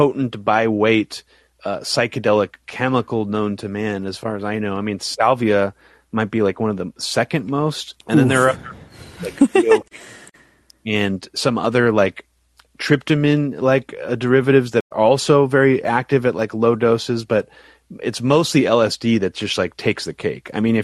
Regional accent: United States; I'm American, so I feel dumb.

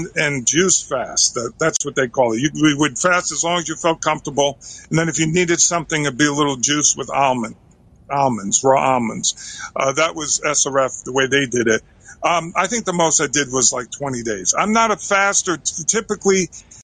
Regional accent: near Bridgeport, Connecticut, United States; also born or lived in Escondido, California / Encinitas, California; growing up in Corrupticut near Bridgeport, you know, Trumbull, Bridgeport, Stratford, where I am now

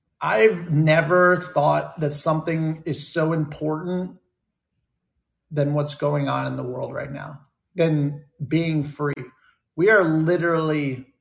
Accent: United States; also born or lived in Bermuda; America because that's where I grew up. That's where I'm from

